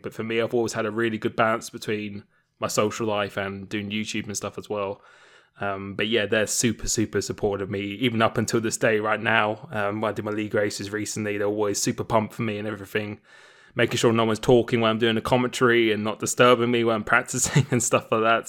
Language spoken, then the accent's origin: English; Romford, London, United Kingdom; moved away; I used to live in Essex. Uh, I was born in Romford